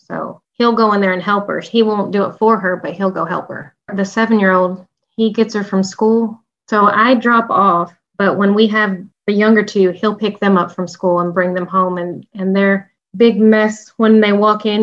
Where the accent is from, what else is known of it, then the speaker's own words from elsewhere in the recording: the South, Texas, United States; we're from the South